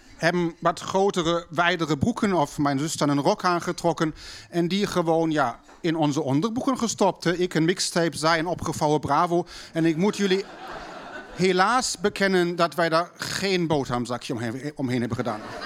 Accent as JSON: {"language": "Dutch", "region": "Berlin", "country": "Germany", "tie": "born or raised there", "moved": "yes", "said": "thuis bij ons in West-Berlijn"}